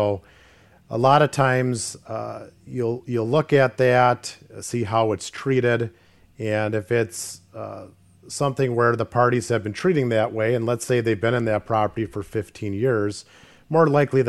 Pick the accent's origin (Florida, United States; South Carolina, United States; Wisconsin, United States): Wisconsin, United States; Grafton; I'm from Grafton, so I've been born and bred here in Ozaukee County.